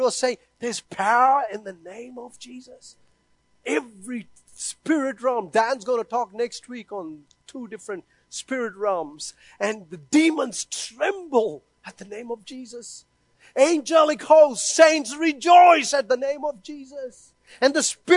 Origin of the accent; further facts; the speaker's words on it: India; moved away; I was born and brought up in India